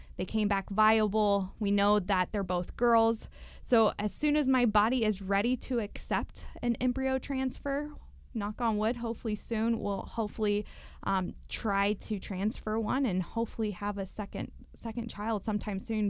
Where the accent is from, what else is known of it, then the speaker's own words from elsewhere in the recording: Louisville, Kentucky, United States; moved away as an adult; growing up in Louisville